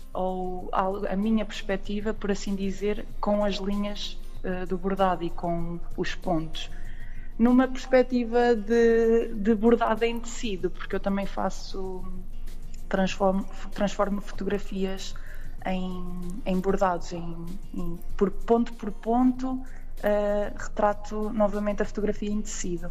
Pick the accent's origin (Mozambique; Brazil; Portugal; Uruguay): Portugal; Aveiro, Centro; eu sou daqui, já agora, sou da, da zona da Aveiro, do centro